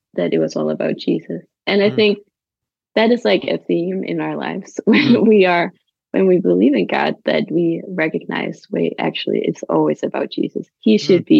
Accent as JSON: {"language": "English", "country": "Denmark", "tie": "born or raised there", "moved": "yes", "lives_now": "Copenhagen, Denmark", "said": "I grew up in Jutland in a little farm in a very small town"}